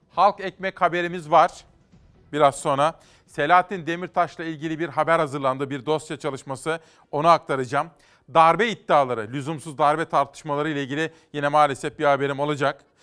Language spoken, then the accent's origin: Turkish; Simav, Kütahya, Turkey; Tabii bizim oraların Simav'da da böyledir.